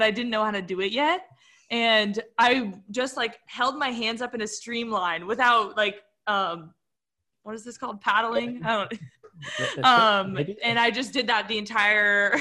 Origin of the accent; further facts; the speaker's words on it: Carlsbad, California, United States; I was like doing little running races in my hometown. I don't know if you guys are familiar with like the Carlsbad 5000